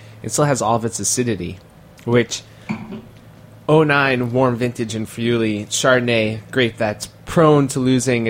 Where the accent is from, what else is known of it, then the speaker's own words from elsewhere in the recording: New York City, New York, United States; I grew up in Forest Hills.